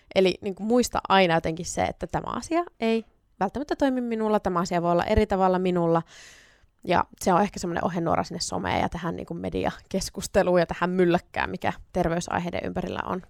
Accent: Sonkajärvi, North Savo, Finland; also born or lived in Oulu; now in Kuopio, Finland; mä oon syntynyt Oulussa ja sit mä oon noin 10-vuotiaana muuttanut Sonkajärvelle ja se on mulle tosi tosi rakas kotipitäjä

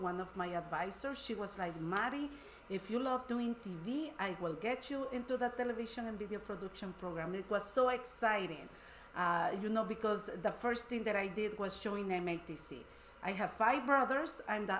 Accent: El Salvador; now in Wisconsin, United States; I'm from El Salvador.

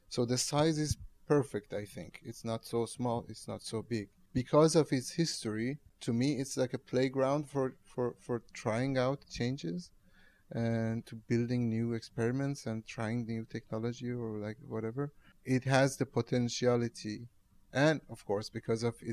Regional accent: Tehran, Tehran Province, Iran; now in Rotterdam, Netherlands; I'm from Tehran.

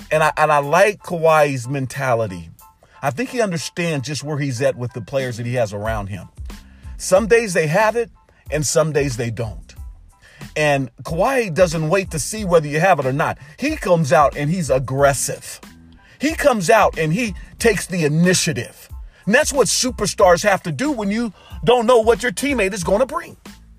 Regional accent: Portland, Oregon, United States; my hometown in Portland, Oregon.

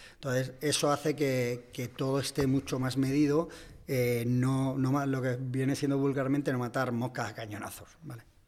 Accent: Cabeza del Buey, Extremadura, Spain; moved away as an adult; now in Madrid, Spain; yo soy extremeño, soy además de un pueblecito

